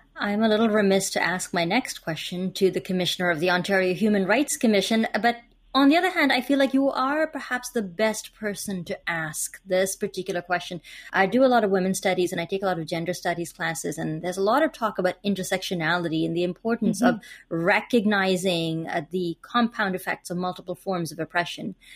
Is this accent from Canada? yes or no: no; India; I'm also from India